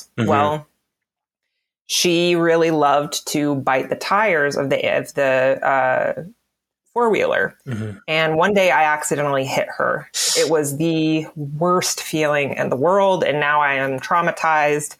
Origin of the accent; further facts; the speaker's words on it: the South, United States; I have Appalachian, Pennsylvania Dutch, and I was raised in the South